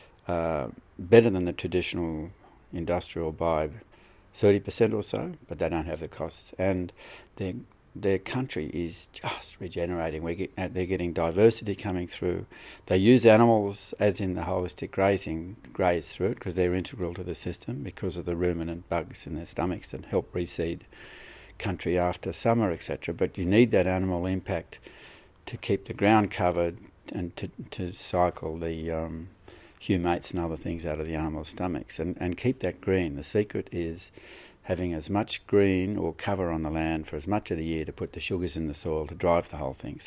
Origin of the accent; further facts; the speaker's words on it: southern Australia, Australia; I'm obviously from Australia, southern Australia.